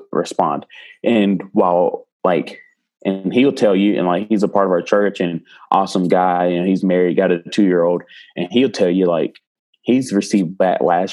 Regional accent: Greenwood, South Carolina, United States; also born or lived in Charleston, South Carolina; I'm from South Carolina, but I was born in the upstate in a small town called Greenwood. And I moved to Charleston

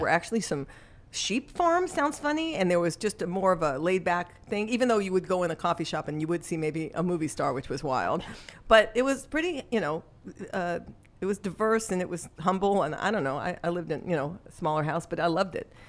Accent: Los Angeles, California, United States; moved away as an adult; also born or lived in New York; I was born in New York, but raised in Los Angeles

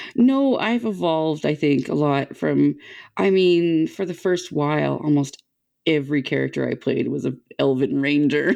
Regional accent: Canada; as a Canadian kid

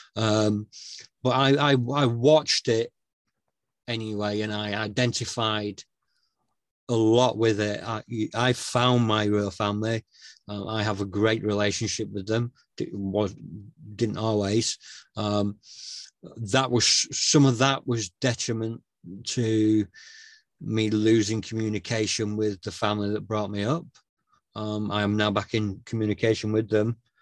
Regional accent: Northern England, United Kingdom; A, I'm British uh, and B, I'm Northern

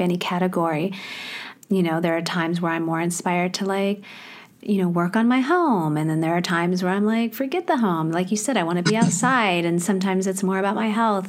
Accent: Midwest, United States; moved away; also born or lived in Thailand / Hong Kong / Australia; I also grew up in the Midwest.

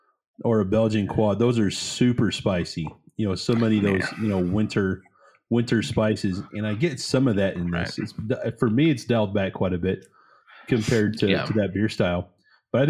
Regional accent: United States; I'm American.

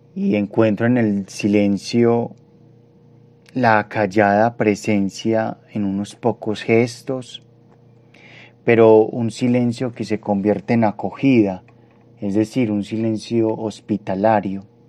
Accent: Medellín, Antioquia, Colombia; Nací en Medellín en 1992.

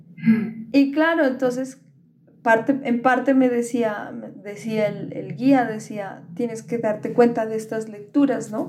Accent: Pasto, Nariño, Colombia; also born or lived in Popayán, Colombia; nos viniéramos a vivir acá, Pasto

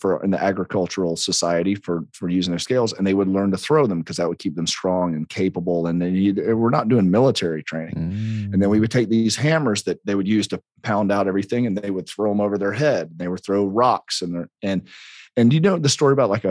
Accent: South Carolina, United States; we're in South Carolina

